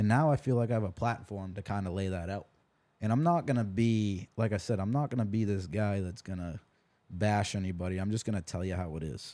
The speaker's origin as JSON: {"language": "English", "region": "New Hampshire", "country": "United States", "also_born_or_lived": "Texas", "moved": "as an adult", "said": "I'm from New Hampshire, and I moved all the way to Texas when I was twenty years old."}